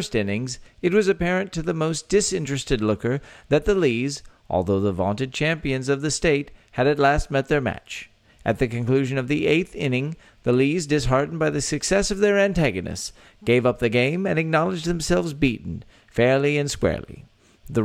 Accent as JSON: {"language": "English", "region": "Texas", "country": "United States", "tie": "born or raised there", "said": "three friends born and raised in the Lone Star State share our views"}